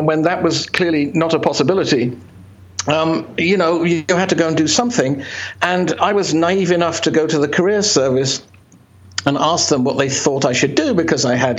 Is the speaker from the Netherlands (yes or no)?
no; Birmingham, West Midlands, United Kingdom; accent: Birmingham; first language Polish; English is a second language; moved away; I was born in a place called Birmingham in the United Kingdom, which is like Detroit without the fun. And it's the kind of place where, you know, it was deeply industrial and dark, and my parents were refugees